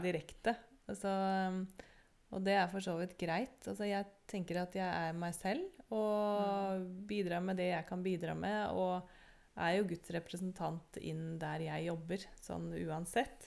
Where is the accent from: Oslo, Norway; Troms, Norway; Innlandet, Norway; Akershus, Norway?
Oslo, Norway; also born or lived in United States; jeg vokste opp i Oslo